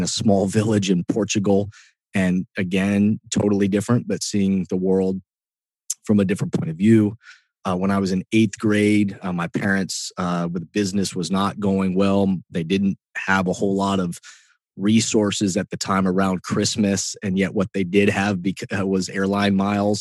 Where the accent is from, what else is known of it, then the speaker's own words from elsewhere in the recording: Columbus, Ohio, United States; also born or lived in Egypt; I'm born and raised in Columbus